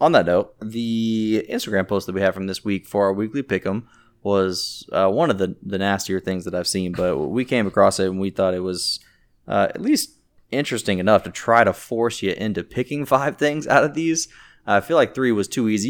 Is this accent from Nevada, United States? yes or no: no; Jacksonville, Florida, United States; now in Orlando, United States; I'm from Jacksonville and I live in Orlando